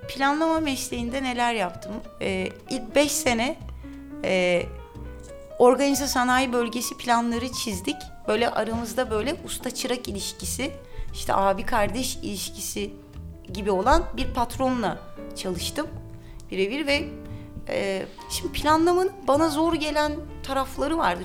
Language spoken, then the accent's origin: Turkish; Istanbul, Turkey; Kadıköy'de doğdum, büyüdüm.